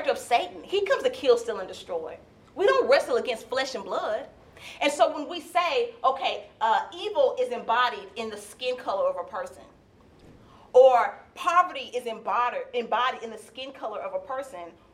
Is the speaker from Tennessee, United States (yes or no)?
yes; Nashville, Tennessee, United States; now in Lexington, United States; I grew up in Nashville, Tennessee, and the school that I attended was downtown Nashville, Tennessee